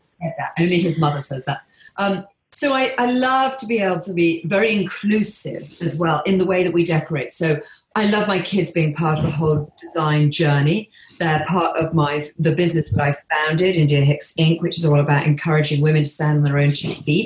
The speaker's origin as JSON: {"language": "English", "region": "England", "country": "United Kingdom", "tie": "born or raised there", "moved": "yes", "lives_now": "Bahamas", "said": "I live here on a tiny island in the Bahamas, but I grew up in England"}